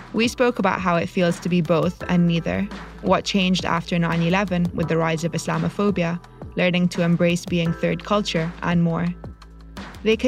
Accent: London, United Kingdom; also born or lived in Egypt; I grew up in two different cultures. I was born in Egypt, but I've lived most of my life in London.

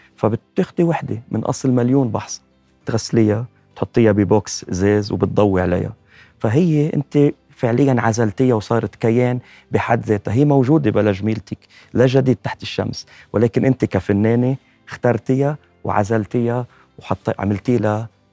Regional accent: Lebanon; أنا من متابعينكم من لبنان

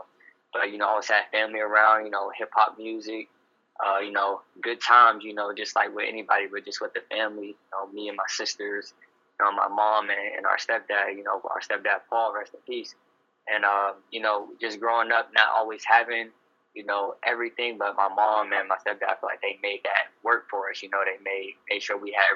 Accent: Youngstown, Ohio, United States; moved away as an adult; now in San Francisco, United States; I'm originally from Youngstown, Ohio

